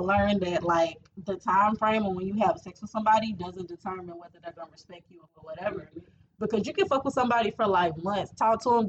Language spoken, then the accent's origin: English; California, United States; I'm from California. You know I got Mexican inheritance